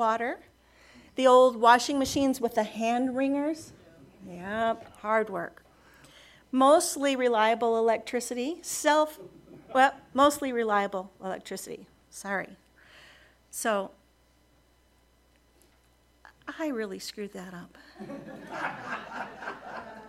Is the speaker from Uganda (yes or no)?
no; United States; There's a small private college near my hometown. It's called Beloit College